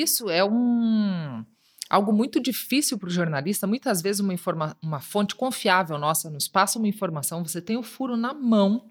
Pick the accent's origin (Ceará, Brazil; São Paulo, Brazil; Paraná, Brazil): Paraná, Brazil; Foz do Iguaçu; da cidade onde eu nasci, onde eu me formei, Foz do Iguaçu.